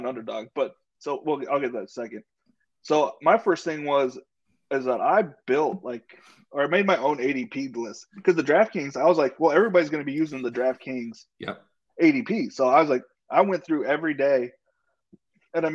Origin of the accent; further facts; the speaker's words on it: San Diego, California, United States; I was born in San Diego, the real Charger area